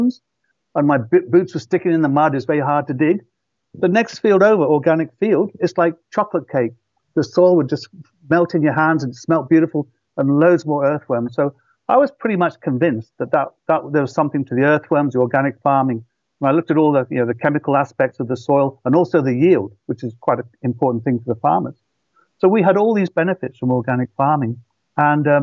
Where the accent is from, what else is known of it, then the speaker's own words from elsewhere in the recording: Shropshire, West Midlands, United Kingdom; moved away as an adult; also born or lived in London; And I come from Shropshire, and it was Darwin's birthplace. He visited the village I grew up in to collect his samples.